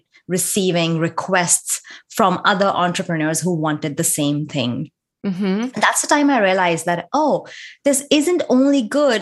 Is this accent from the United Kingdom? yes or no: no; India; moved away as an adult; now in United States; I was born and raised in India, lived there for my entire life, got married there. And I moved to the US